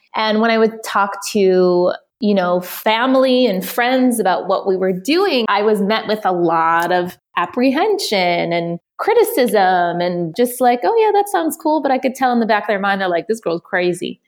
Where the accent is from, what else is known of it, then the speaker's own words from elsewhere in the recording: Detroit, Michigan, United States; I'm from Detroit. I am a Detroiter through and through